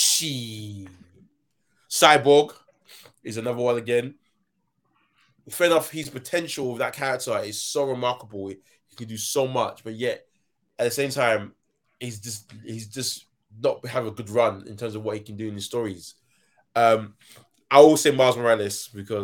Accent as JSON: {"language": "English", "country": "United Kingdom", "said": "I'm British"}